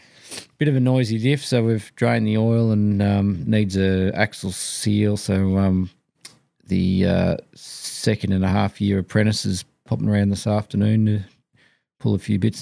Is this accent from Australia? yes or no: yes; Victoria, Australia; I was from Victoria